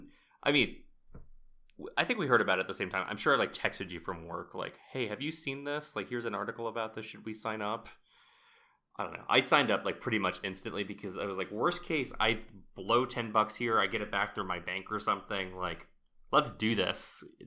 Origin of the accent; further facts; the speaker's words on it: Texas, United States; now in Bay Area, United States; I'm a Texan.